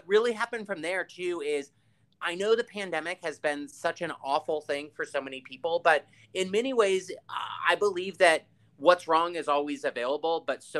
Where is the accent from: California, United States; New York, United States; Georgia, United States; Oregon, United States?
California, United States; Palo Alto; moved away; we're both from the Bay Area. And so for me, Miami right now is the closest that I ever felt to what being a kid in Palo Alto was.